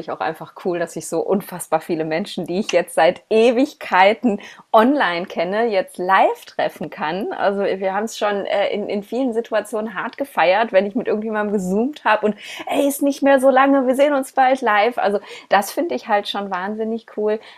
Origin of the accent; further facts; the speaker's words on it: Essen, North Rhine-Westphalia, Germany; ich bin jetzt gerade wieder in, in, in Essen, in meiner Heimatstadt, nach langer, langer Zeit